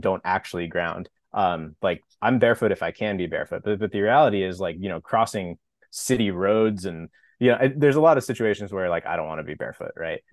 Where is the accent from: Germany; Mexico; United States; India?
United States; Napa, California; moved away as an adult; also born or lived in Los Angeles; now in San Diego, United States; I grew up in Napa, wine country, California